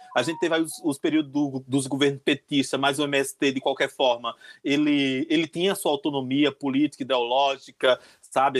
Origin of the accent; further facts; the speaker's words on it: Pernambuco, Brazil; moved away as an adult; also born or lived in Caruaru / São Paulo; now in Brasília, Brazil; Eu sou uma drag queen que mora aqui em Brasília, né? Aqui foi onde eu me fiz enquanto artista drag queen, mas de origem sou pernambucana